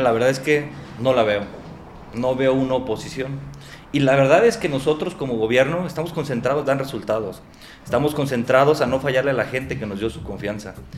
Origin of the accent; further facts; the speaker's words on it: Tlajomulco, Jalisco, Mexico; soy originario de Tlajomulco, ahí he vivido toda mi vida